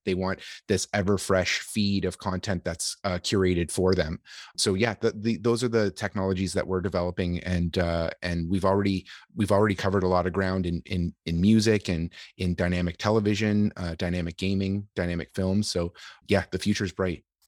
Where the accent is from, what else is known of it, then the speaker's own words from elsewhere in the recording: Canada; as a Canadian